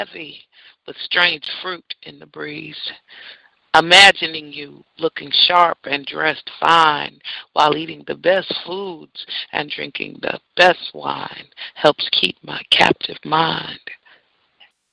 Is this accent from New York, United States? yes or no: no; San Francisco, California, United States; moved away; my hometown, same town me and my father were born